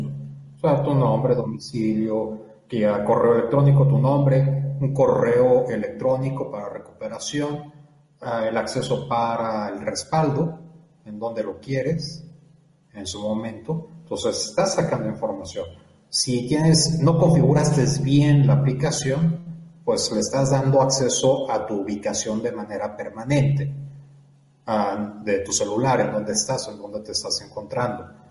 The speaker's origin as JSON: {"language": "Spanish", "country": "Mexico"}